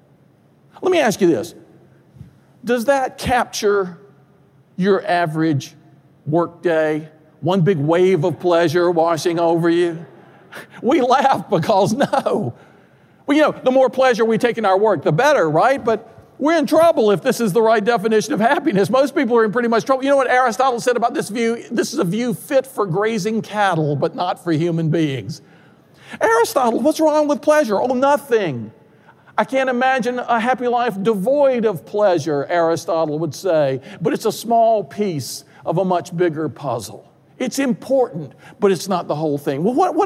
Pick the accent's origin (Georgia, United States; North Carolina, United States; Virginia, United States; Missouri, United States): North Carolina, United States; Durham; I grew up in Durham, North Carolina